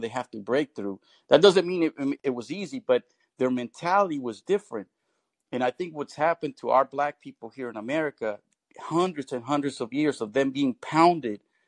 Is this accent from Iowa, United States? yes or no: no; Bay Area, California, United States; I did grow up in the Bay Area, I saw many cultures